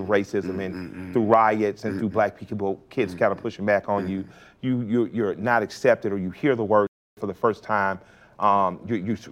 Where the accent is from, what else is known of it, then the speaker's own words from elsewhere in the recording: Atlanta, Georgia, United States; I'm from Atlanta. I didn't even have 3 white teachers my whole life